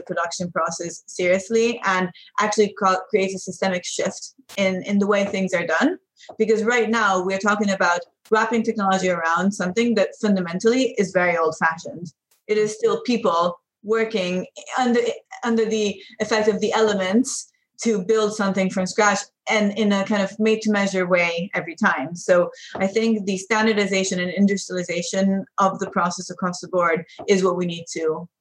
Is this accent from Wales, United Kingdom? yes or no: no; London, United Kingdom; moved away as an adult; I'm European and I grew up in London.